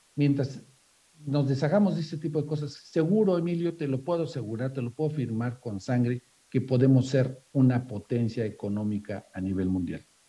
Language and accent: Spanish; Yucatán, Mexico; no nada más como yucatecos, sino como mexicanos